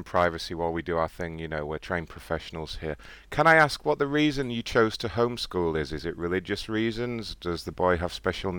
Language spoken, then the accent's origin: English; England, United Kingdom; Mention that I'm from England. Tell him that I'm from England, so I speak perfect English.